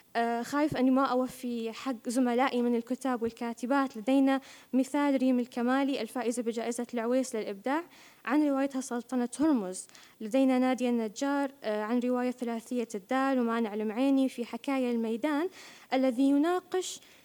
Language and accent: Arabic; United Arab Emirates; أنا بنت الإمارات